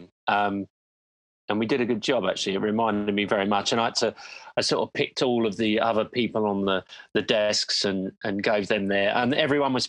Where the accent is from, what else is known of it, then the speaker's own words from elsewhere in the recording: London, United Kingdom; I'm from London